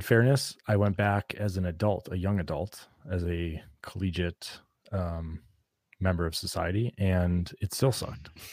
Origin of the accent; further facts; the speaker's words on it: New England, United States; Growing up in New England